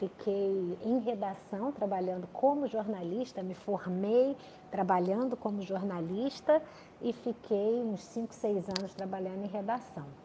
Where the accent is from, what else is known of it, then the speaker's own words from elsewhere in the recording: Rio de Janeiro, Brazil; sou carioca, nasci no Rio de Janeiro, é, pai militar, mãe é, executiva, né?